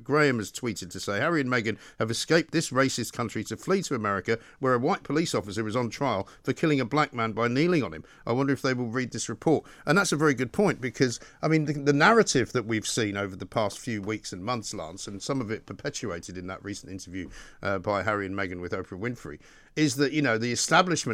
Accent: London, United Kingdom; I was born in London and my parents were from Scotland

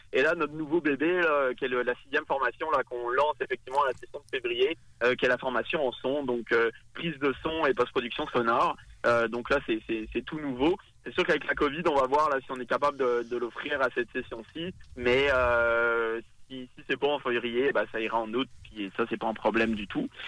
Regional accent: France; accent: French; moved away as an adult; now in Quebec City, Canada; On l'entend à mon accent, évidemment. Moi, je, je, viens de France, je suis français

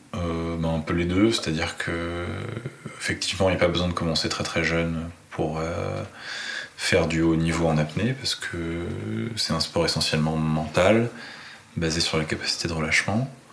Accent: Paris, Île-de-France, France; moved away as an adult; now in Nice, France; j'ai grandi à Paris. Donc euh, j'ai passé 35 ans

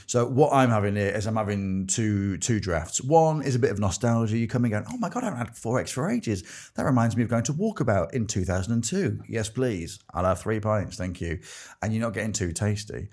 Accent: Grimsby, Yorkshire and the Humber, United Kingdom; moved away; also born or lived in Exeter; I grew up in Grimsby

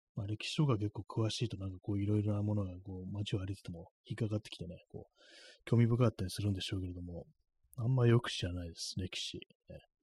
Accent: Tokyo, Japan; 私東京の人間ですからね、東京の人間でずっと東京にいる

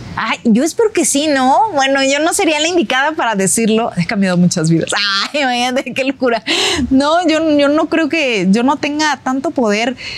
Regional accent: Mexico; como mexicana

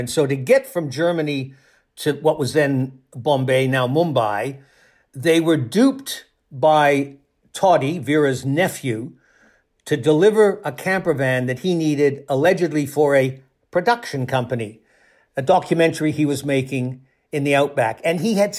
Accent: Toronto, Ontario, Canada; I spent a couple of years on the police desk in Toronto, in my hometown in Canada

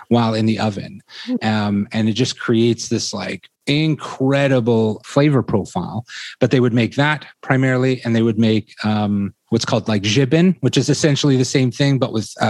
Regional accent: Toronto, Ontario, Canada; also born or lived in England; I was born in Toronto and raised here largely, well, totally, actually.

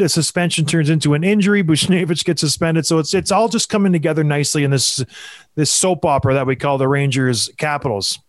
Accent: Edmonton, Alberta, Canada; I, I was born in Edmonton

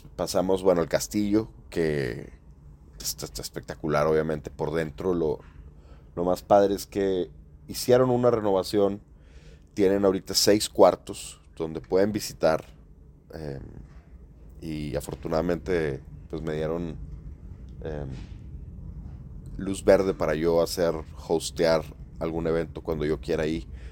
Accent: Mexico; como buen mexicano

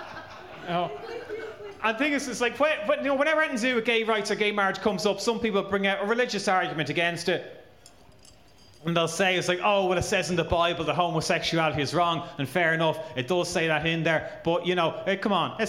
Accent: Ireland; I'm Irish

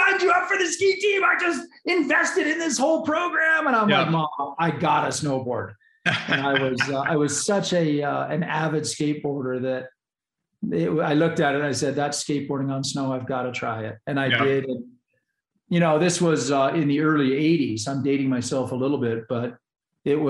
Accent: Bend, Oregon, United States; now in Colorado, United States; grew up in Bend, Oregon

